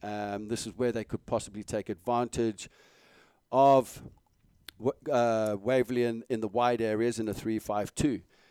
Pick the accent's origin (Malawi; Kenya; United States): Malawi; English is a second language; You don't want to know mine growing up in Malawi.